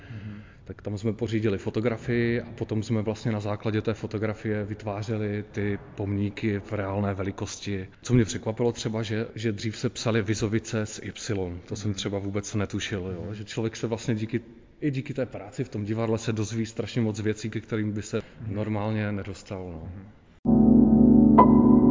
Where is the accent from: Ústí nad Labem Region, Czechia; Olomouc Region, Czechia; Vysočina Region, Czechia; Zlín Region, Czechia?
Zlín Region, Czechia; Zlín; po těch 42 letech, co tady žiju